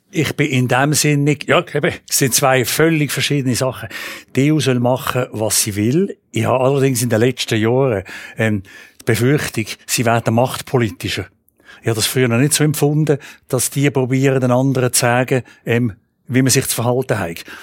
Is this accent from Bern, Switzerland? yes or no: no; Chur, Graubünden, Switzerland; now in Baden, Switzerland; äh, ich bin geboren in Chur.